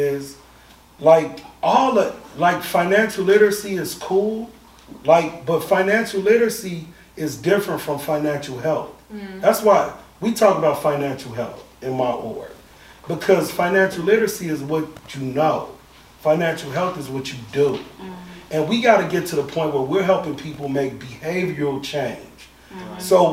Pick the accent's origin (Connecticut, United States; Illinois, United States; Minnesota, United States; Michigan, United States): Illinois, United States; Chicago; moved away as an adult; now in Atlanta, United States; I grew up in Chicago